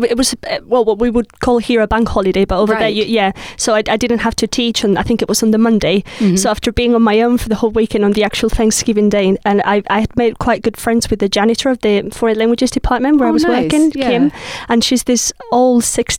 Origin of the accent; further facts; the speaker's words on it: Spain; moved away as an adult; also born or lived in South Carolina, United States; now in England; I'm from Spain, so living here sometimes I get lonely or homesick